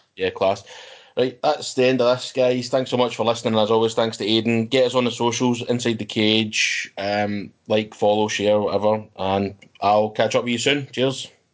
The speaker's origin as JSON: {"language": "English", "region": "Scotland", "country": "United Kingdom", "said": "we're Scottish ourselves"}